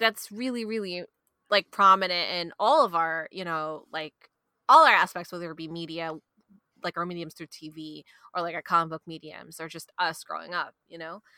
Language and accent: English; New York City, New York, United States; accent: Queens; growing up in Queens